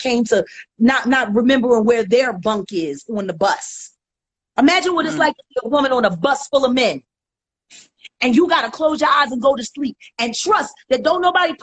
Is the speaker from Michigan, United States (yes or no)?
no; Philadelphia, Pennsylvania, United States; I'm from Richard Allen. I'm from North Philly